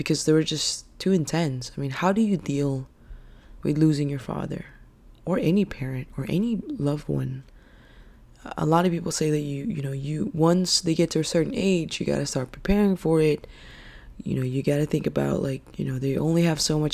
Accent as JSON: {"language": "English", "country": "Philippines", "tie": "born or raised there", "moved": "yes", "lives_now": "United States", "said": "I'm actually Filipino, and I was born and raised in the Philippines."}